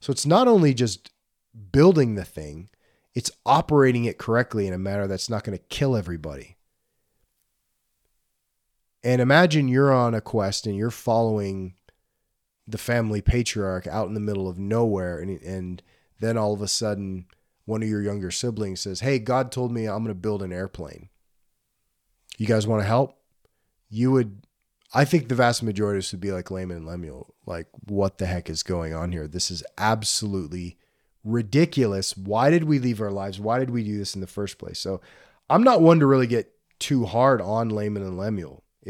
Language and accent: English; Gulf of Mexico, Gulf Coast, United States; I grew up on the Gulf of Mexico.